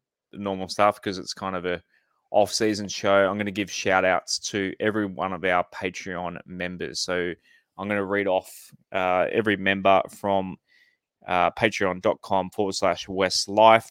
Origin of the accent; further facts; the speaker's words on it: Central Coast, New South Wales, Australia; You can tell I grew up in the Central Coast